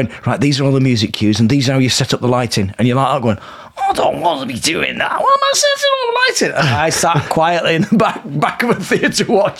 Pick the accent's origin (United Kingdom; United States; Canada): United Kingdom; Milnrow, North West England; my house, where I grew up in Milne Row, exit 21 of the motorway